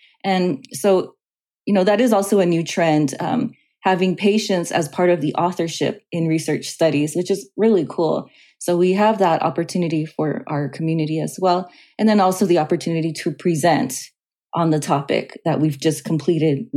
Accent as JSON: {"language": "English", "town": "Los Angeles", "region": "California", "country": "United States", "tie": "born or raised there", "said": "I grew up in Los Angeles"}